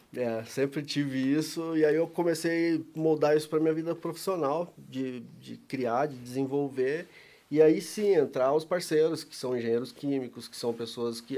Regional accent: São Paulo, Brazil; moved away as an adult; now in Curitiba, Brazil; mas eu sou paulista, nasci em São Paulo

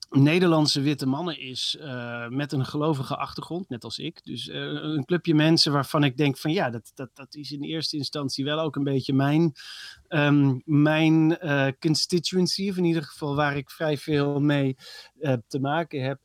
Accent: Netherlands; als Nederlanders

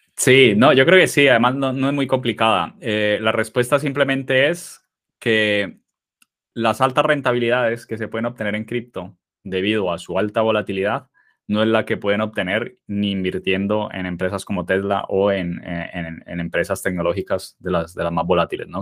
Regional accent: Colombia; moved away as an adult; now in Spain; soy colombiano, nací en Colombia. Eh, bueno, soy, tengo 37 años ahora y eh, me vine a España con 19 años

